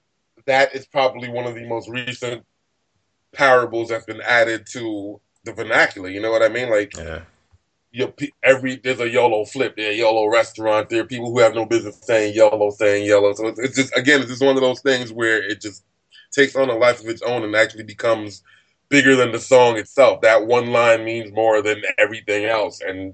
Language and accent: English; Nigeria; Not really. Unfortunately, I'm a terrible Nigerian. I'm wholeheartedly African American. I'm African.